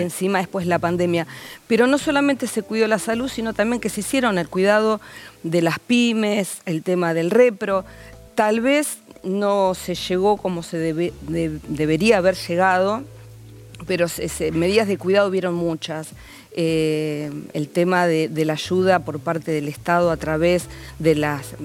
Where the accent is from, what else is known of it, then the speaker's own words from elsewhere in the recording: Avellaneda, Buenos Aires Province, Argentina; Yo soy del conurbano, de Avellaneda